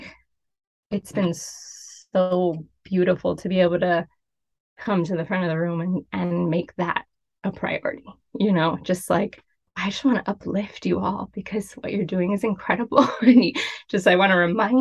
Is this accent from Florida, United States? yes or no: yes; Miami, Florida, United States; I was really fortunate growing up in Miami. My career just sort of unfolded because it was my home